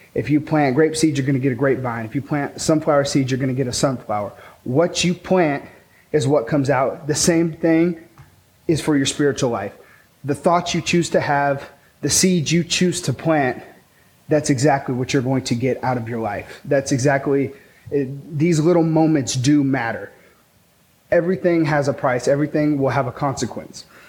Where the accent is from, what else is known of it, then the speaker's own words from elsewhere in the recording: Pecos, Texas, United States; also born or lived in Taylor, Texas; I grew up in Pecos, Texas, uh, where there's like cantaloupe and tumbleweeds and dirt and oil.